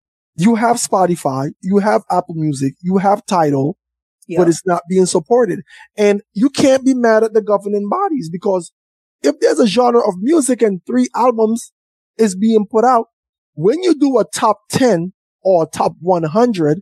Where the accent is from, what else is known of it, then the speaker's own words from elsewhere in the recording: St. Vincent & Grenadines; I'm from St. Vincent